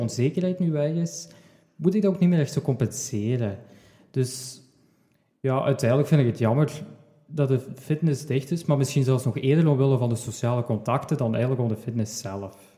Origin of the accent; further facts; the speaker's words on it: Sint-Truiden, Flanders, Belgium; Ik kom uit Sint-Truiden